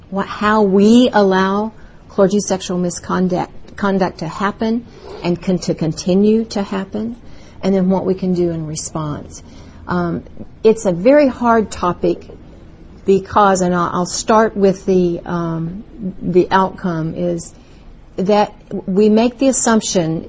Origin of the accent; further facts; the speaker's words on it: Louisville, Kentucky, United States; moved away as an adult; now in Texas, United States; It's wonderful to be back in my hometown, Louisville, Kentucky